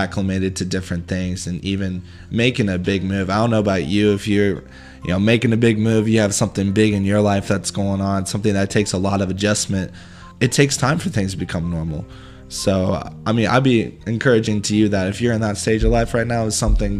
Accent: Missouri, United States; moved away as an adult; now in Austin, United States; I'm originally from Missouri

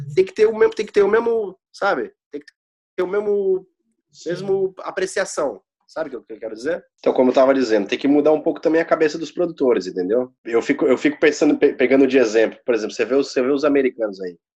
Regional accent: São Paulo, Brazil; moved away as an adult; a gente é de São Paulo

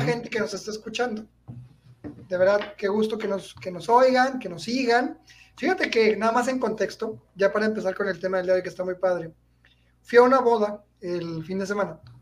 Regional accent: Mexico; soy mexicano

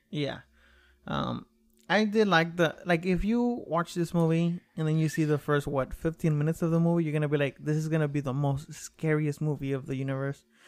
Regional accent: Mexico; moved away; I was raised in Mexico

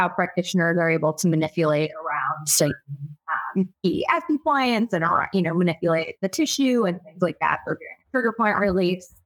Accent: Michigan, United States; I was born and raised in Michigan. Um, and, you know, it's, I'm um, definitely a Midwesterner at heart

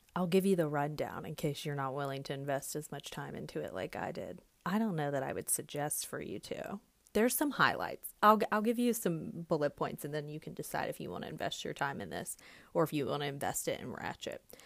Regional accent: the South, United States; I'm a Southerner.

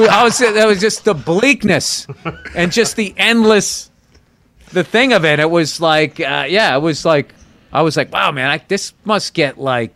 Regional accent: New York City, New York, United States; I'm from New York City. I mean, coming out here seeing all this cattle.

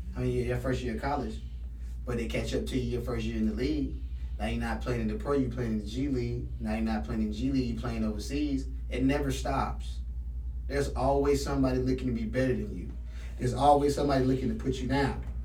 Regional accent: Raleigh, North Carolina, United States; I'm from Raleigh

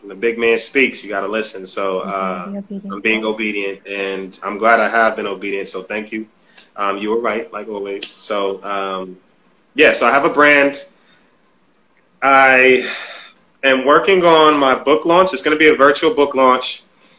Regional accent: New Haven, Connecticut, United States; I came from New Haven, the hood

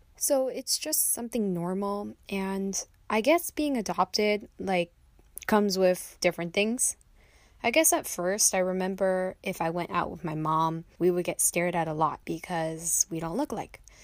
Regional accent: United States; also born or lived in Jiangxi, China; I was adopted by a American mom. She's single, and she brought me back here for a new life

